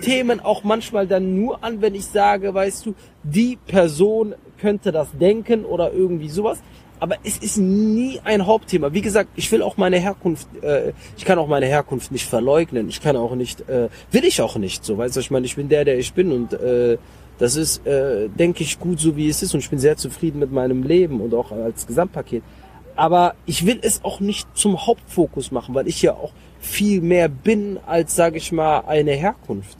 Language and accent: German; Mönchengladbach, North Rhine-Westphalia, Germany; moved away as an adult; now in Cologne, Germany; ich bin in Mönchengladbach groß geworden